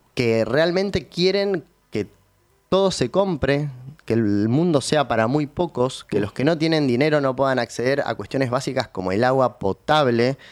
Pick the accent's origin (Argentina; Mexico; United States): Argentina; Río Gallegos, Santa Cruz; now in Buenos Aires, Argentina; nací en Río Gallegos